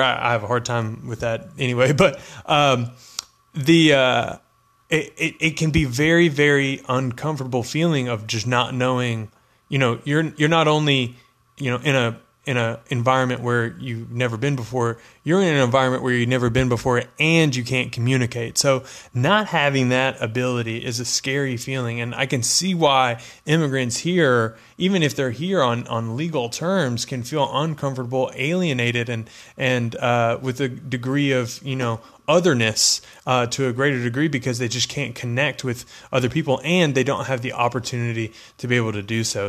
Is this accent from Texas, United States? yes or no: yes; Texas, United States; I'm from Texas